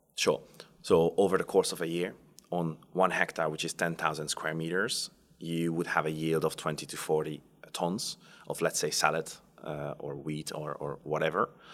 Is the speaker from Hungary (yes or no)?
yes; Hungary; moved away; I come from Hungary. I was born on the border between Austria and Hungary, uh, so very close to the Austrian border